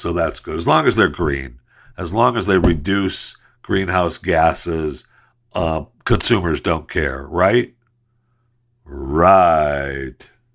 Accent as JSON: {"language": "English", "country": "United States", "said": "as an American and as someone who speaks English"}